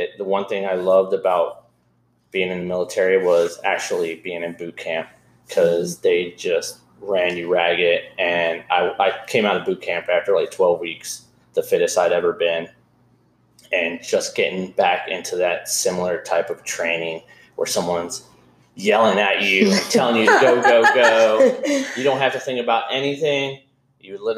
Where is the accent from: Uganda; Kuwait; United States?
United States; Cincinnati, Ohio; moved away as an adult; also born or lived in Baton Rouge, Louisiana; now in Charleston, United States; I went back home to Cincinnati, went to school, got my degree